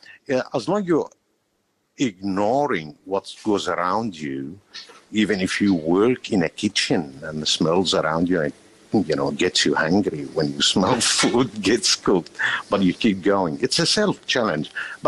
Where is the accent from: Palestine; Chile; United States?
Palestine; now in Australia; Originally, I am from Palestine, immigrated about 37, 38 years ago to Australia, enjoying the life around here.